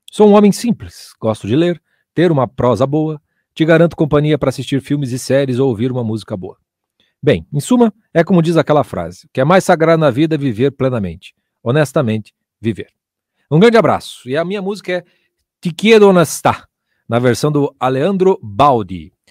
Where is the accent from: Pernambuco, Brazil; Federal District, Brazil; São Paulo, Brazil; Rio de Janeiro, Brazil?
São Paulo, Brazil; tenho 28 anos, sou de São Paulo, capital.